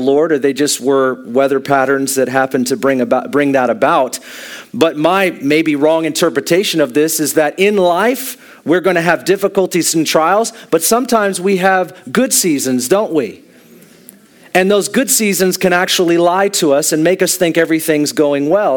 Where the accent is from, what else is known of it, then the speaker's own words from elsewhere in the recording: United States; me being an American